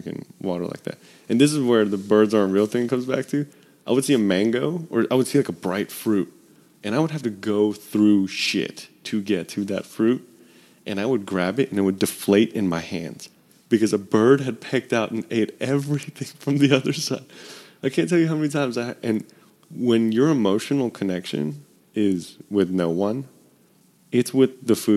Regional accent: Memphis, Tennessee, United States; I'm from Memphis

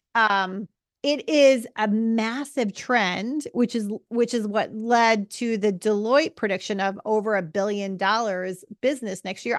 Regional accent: United States; as an American

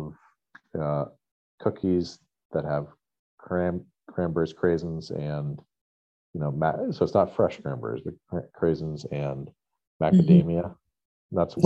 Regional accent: New Hampshire, United States; growing up in New Hampshire

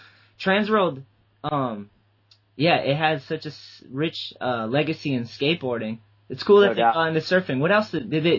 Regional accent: East Coast, United States; also born or lived in New Bedford, Massachusetts; growing up on the East Coast

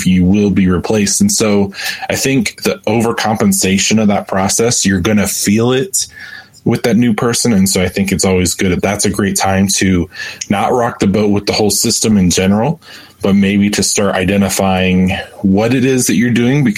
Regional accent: Lima, Ohio, United States; I'm from Lima, Ohio

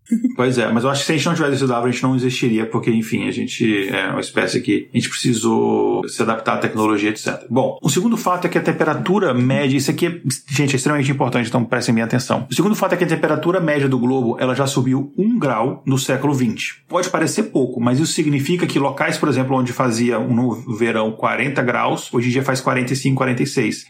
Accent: Brasília, Federal District, Brazil; de onde eu cresci lá em Brasília

